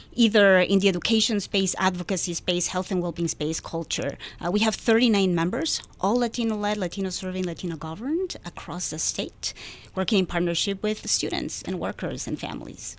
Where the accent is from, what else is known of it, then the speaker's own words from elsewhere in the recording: Peru; English is a second language; now in United States; I come from Peru